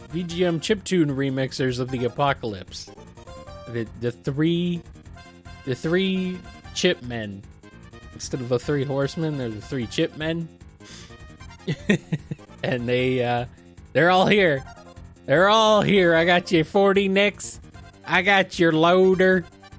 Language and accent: English; United States; accent: Bland American; I do not really have a definable accent, I guess. Bland American, boring American. That's my accent.